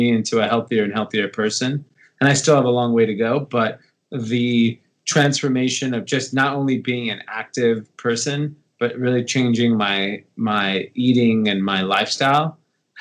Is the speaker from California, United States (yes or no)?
yes; Los Angeles, California, United States; I grew up in Los Angeles, California. Grew up in the suburbs of LA, an area called Granada Hills